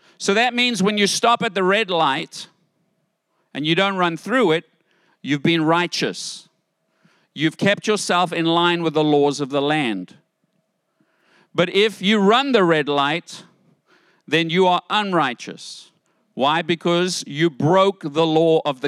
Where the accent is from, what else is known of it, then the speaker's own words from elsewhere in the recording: United States; I'm American